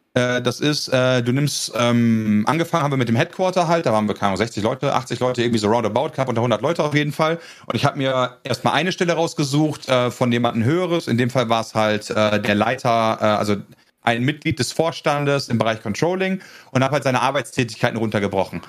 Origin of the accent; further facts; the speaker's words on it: North Rhine-Westphalia, Germany; also born or lived in Netherlands; ich komme aus NRW